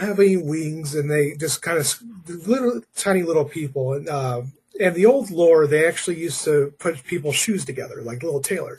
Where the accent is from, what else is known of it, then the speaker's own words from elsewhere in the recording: England, United Kingdom; moved away; I grew up in England, and there's like little figures of brownies everywhere.